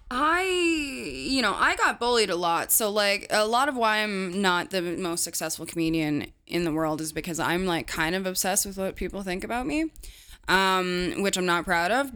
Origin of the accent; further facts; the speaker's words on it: Canada; as a Canadian comedian